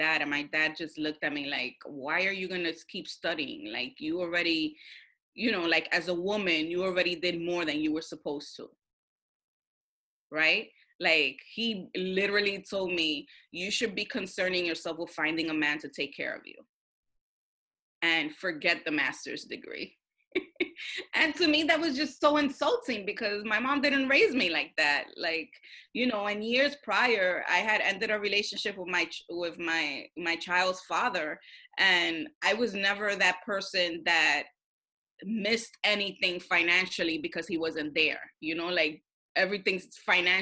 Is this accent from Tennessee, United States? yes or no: no; New York City, New York, United States; When you grow up in Washington Heights with a bunch of Dominicans